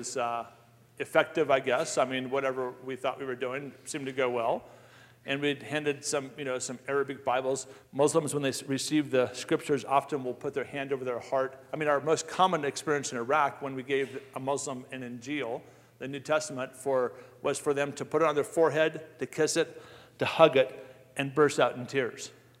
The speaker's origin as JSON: {"language": "English", "town": "Colorado Springs", "region": "Colorado", "country": "United States", "tie": "born or raised there", "said": "Fort Carson, where I grew up"}